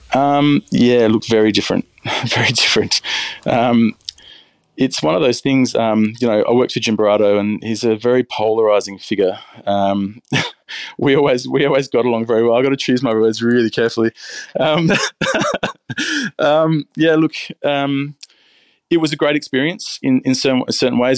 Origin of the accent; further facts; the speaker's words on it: Australia; I'm Australian and I and I cook French food